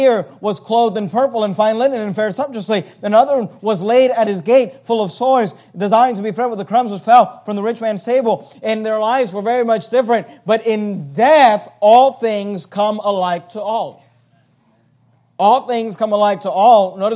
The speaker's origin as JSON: {"language": "English", "country": "United States", "tie": "born or raised there", "also_born_or_lived": "Venezuela", "said": "My family moved here when I was 4 years old"}